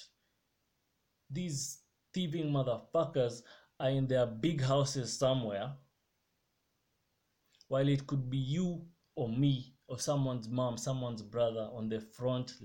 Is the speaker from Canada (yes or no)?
no; Kenya; I love my country. I love being Kenyan